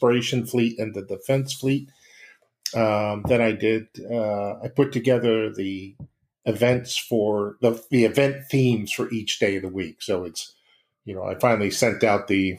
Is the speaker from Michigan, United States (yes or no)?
no; Connecticut, United States; now in Florida, United States; We're both from Connecticut.